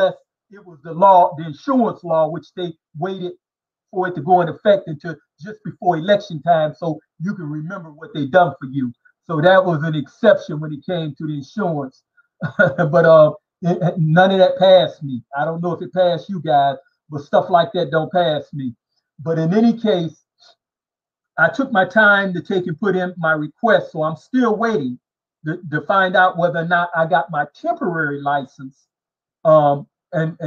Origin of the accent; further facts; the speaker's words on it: Detroit, Michigan, United States; When my mother and father separated in the mid-60s, we, family, my mother and the kids, we moved from the Detroit East Side in a neighborhood that was all white